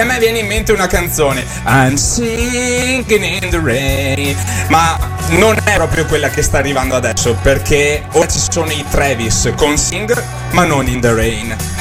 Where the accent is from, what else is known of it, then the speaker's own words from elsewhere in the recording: Veneto, Italy; accent: Venetian; il mio accento particolarmente veneto, ecco. Però eh, cosa bisogna fare? Sono veneto